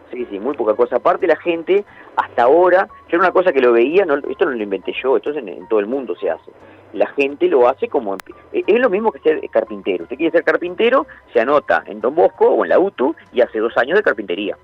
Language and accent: Spanish; Montevideo, Uruguay; also born or lived in Santa Clara de Olimar, Treinta y Tres, Uruguay; yo me crié en Montevideo, por más que soy de Santa Clara de Olimar, de 33